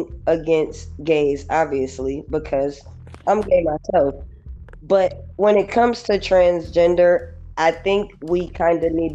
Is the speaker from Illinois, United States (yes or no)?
no; New York, United States; moved away; also born or lived in Los Angeles, California; I was born in New York, but I was raised between New York and LA. When I first came